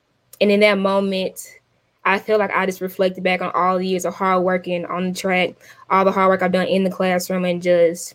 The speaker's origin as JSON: {"language": "English", "town": "Little Rock", "region": "Arkansas", "country": "United States", "said": "I'm from Little Rock, Arkansas."}